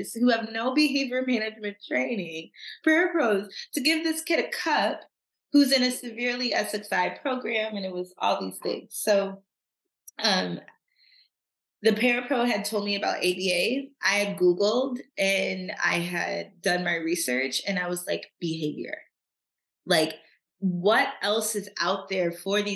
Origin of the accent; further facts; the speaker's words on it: Troy, Michigan, United States; also born or lived in Nashville, Tennessee; I grew up in Troy, Michigan, which is like a suburb of Detroit